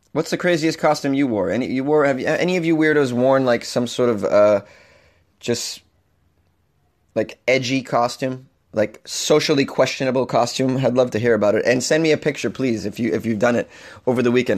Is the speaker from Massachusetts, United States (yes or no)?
yes; Boston, Massachusetts, United States; moved away; I'm from Boston. We say that the F-bomb is everywhere